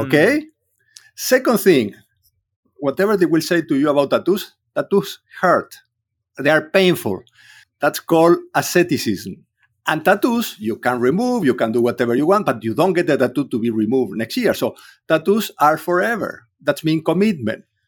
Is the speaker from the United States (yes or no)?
no; Córdoba, Argentina; English is a second language; moved away; I grew up in Cordoba. I was in the middle of Argentina.